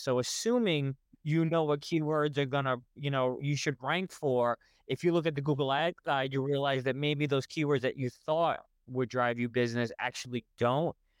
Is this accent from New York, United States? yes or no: yes; New York, United States; I'm from New York